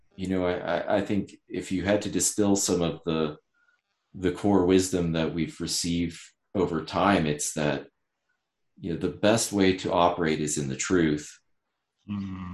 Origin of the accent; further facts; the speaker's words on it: Ouray, Colorado, United States; I was born in the mountains, Southwest Colorado.